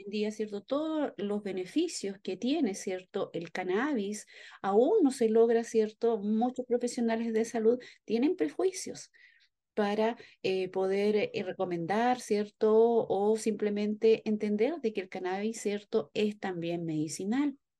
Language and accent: Spanish; Chile; nuestro escudo nacional